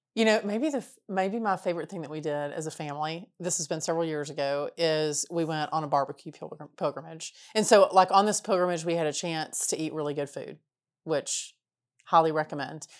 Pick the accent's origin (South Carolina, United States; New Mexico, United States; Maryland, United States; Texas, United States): Texas, United States; we were from Texas